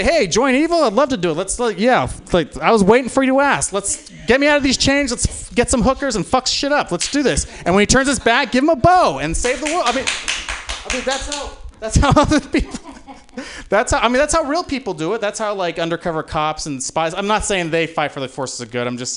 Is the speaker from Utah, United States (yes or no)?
yes; Utah, United States; moved away; I grew up in Utah